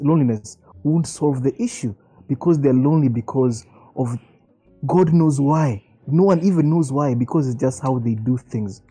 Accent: Nairobi, Kenya; my neighbors growing up in Karen

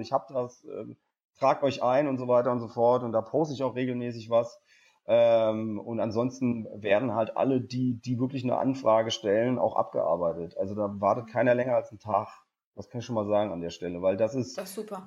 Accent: Geisenheim, Hesse, Germany; moved away; also born or lived in Cologne; Ich bin eigentlich Hesse, also ich komme eigentlich aus dem Rheingau. Bei mir in Geisenheim

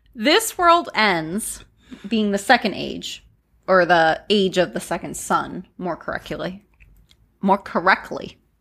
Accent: Pennsylvania, United States; moved away; I'm from Pennsylvania

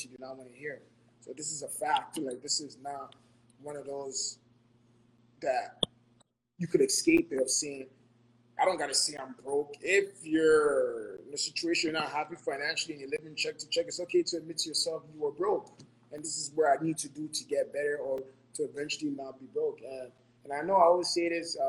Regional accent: Ghana; moved away; I was born and raised in Ghana

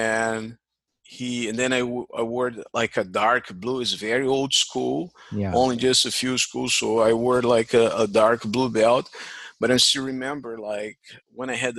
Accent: Rio de Janeiro, Brazil; English is a second language; moved away as an adult; now in United States; I grew up I was born in Estácio, near mm-hmm. to Tijuca.

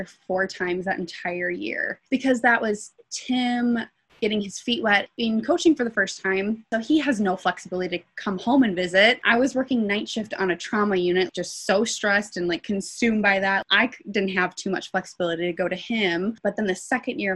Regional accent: Milwaukee, Wisconsin, United States; moved away as an adult; also born or lived in Denton, Texas / Pullman, Washington; now in Logan, Utah, United States; we are both from Milwaukee, Wisconsin

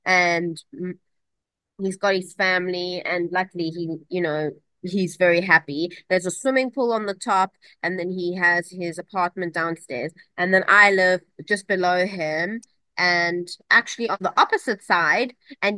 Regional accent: King William's Town, Eastern Cape, South Africa; when I was little, we grew up in the Eastern Cape, which is in the east of South Africa, and it's a very small population. I went to a school in King Williamstown.

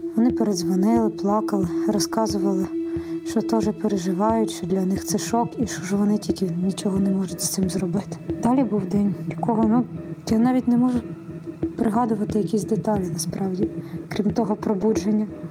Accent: Kropyvnytskyi, Kirovohrad Oblast, Ukraine; Я з Кропивницького, мені 31 рік.

